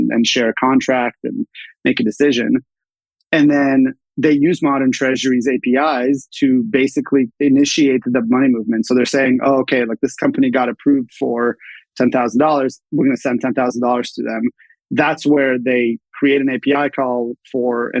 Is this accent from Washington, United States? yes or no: yes; Redmond, Washington, United States; moved away as an adult; also born or lived in Bay Area; I grew up in Redmond, Washington, both my parents were Microsoft